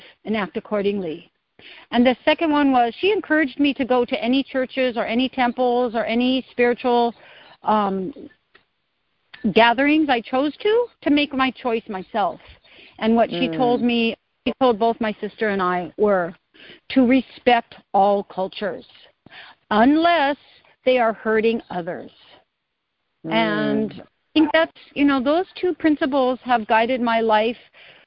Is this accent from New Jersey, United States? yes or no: no; California, United States; moved away as an adult; now in Hawaii, United States; I was born and raised in California, and from 20 and up until now, my adult life has been on the island of Hawaii